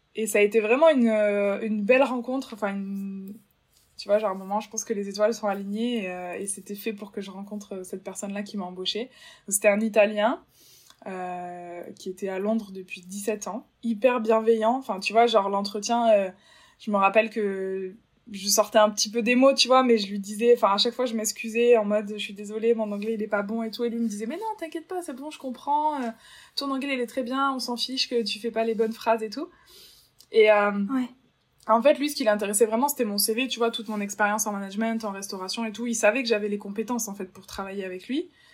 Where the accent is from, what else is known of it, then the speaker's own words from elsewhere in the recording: Bordeaux, Nouvelle-Aquitaine, France; moved away as an adult; also born or lived in London; je suis originaire de Bordeaux, dans le sud-ouest.